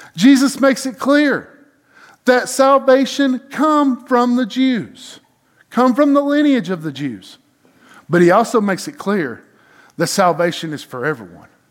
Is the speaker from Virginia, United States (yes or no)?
no; hometown near Lake Nottely, Georgia, United States; born or raised there